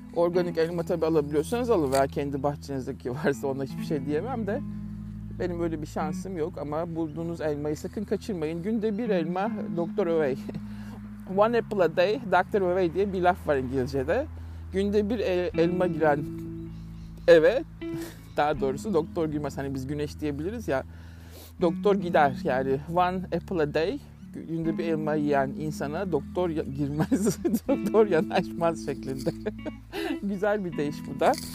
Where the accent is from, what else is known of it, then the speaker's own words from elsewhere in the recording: Turkey; now in Melbourne, Australia; Türk olarak